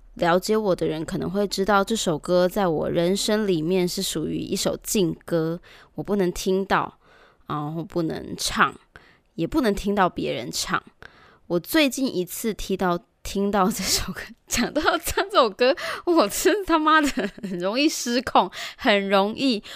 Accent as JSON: {"language": "Chinese", "region": "Taichung", "country": "Taiwan", "said": "我们台中人也练就了独特的技能"}